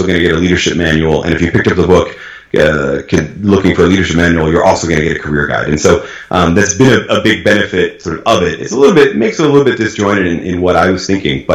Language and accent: English; New England, United States; now in Oklahoma, United States; I grew up in New England, which is a very, very democratic, very liberal, very blue, as we like to say, part of the United States. And now I live in Oklahoma